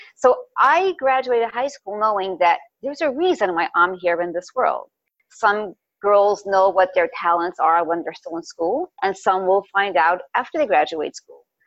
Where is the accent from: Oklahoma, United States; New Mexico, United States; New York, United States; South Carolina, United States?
New York, United States; New York City; also born or lived in Crown Heights, Brooklyn; I was born in Crown Heights. My parents moved to Park when I was about a year old.